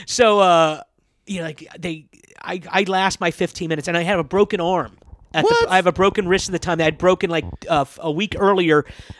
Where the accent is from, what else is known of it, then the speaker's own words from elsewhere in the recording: Kansas, United States; moved away; I'm from Kansas